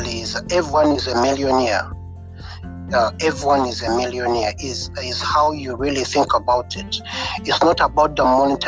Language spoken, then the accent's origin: English; Uganda; moved away as an adult; now in United Kingdom; I'm from Africa, Uganda. I'm from Africa, Uganda, and I came I came to United Kingdom for studies.